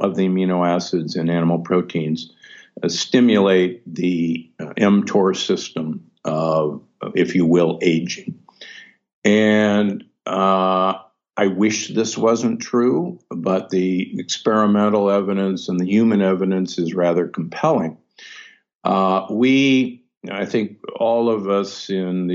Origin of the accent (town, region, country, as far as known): Omaha, Nebraska, United States; born or raised there; moved away; also born or lived in Milwaukee, Wisconsin